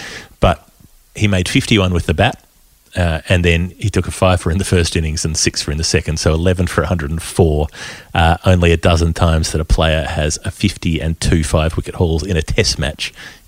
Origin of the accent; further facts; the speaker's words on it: South West England, United Kingdom; I'm Cornish.